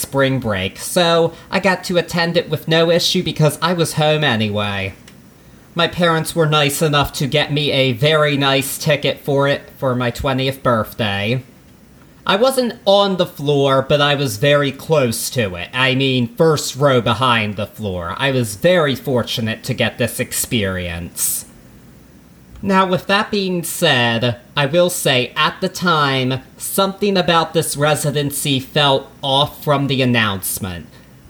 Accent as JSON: {"language": "English", "region": "Maryland", "country": "United States", "said": "I'm from Maryland"}